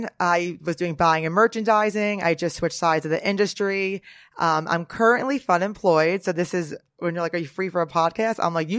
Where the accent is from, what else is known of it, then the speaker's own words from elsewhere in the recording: Norwood, New Jersey, United States; I'm from Jersey. I'm from Bergen County, so not far from some of the Real Housewives of Jersey.